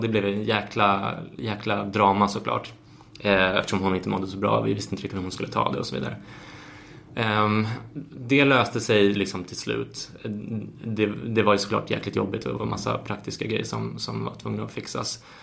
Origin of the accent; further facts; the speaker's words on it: Sweden; Och som svensk är man ju uppfostrad